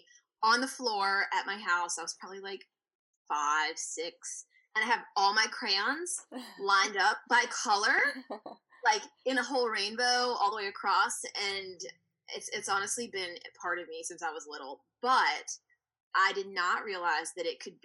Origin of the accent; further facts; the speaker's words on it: Virginia, United States; moved away as an adult; now in Savannah, United States; I'm from Virginia, and I grew up, born and raised there